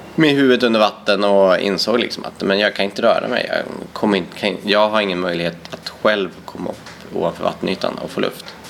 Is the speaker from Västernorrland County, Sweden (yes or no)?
yes; Härnösand, Västernorrland County, Sweden; also born or lived in Ecuador; växte upp i eh, Ångermanland i en stad som heter Härnösand